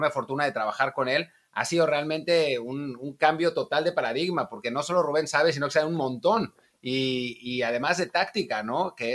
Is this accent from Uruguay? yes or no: no; Mexico; now in Spain; para, nosotros que venimos de México y, vivimos en España